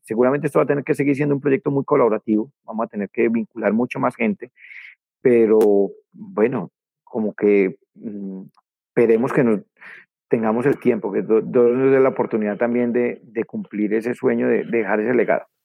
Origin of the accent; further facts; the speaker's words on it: Colombia; yo soy campesino de la ruralidad cafetera de Colombia